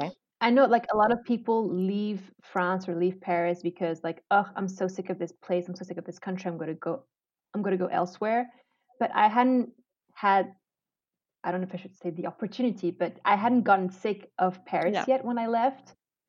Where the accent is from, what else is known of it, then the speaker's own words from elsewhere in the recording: Malaysia; So when I grew up in Malaysia, obviously I was already into the Asian culture. And obviously, Ramadan is a very big thing in Malaysia.